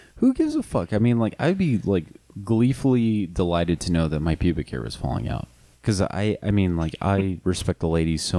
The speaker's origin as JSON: {"language": "English", "country": "United States", "said": "I'm American."}